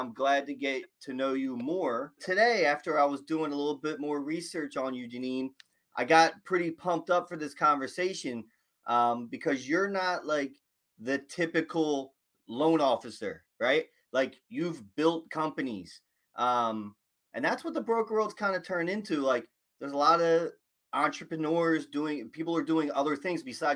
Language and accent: English; Philadelphia, Pennsylvania, United States; I'm from Philly